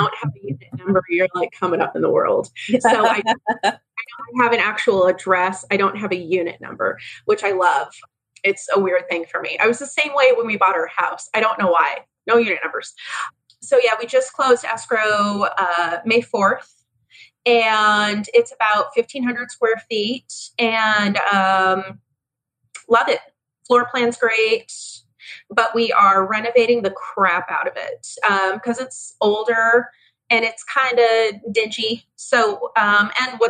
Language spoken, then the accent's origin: English; Mesa, Arizona, United States; I am fifth generation from Arizona